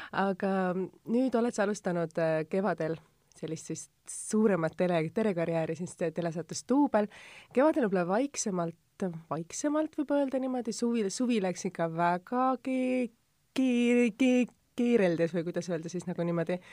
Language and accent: Estonian; Tallinn, Harju County, Estonia; mina olen Tallinnast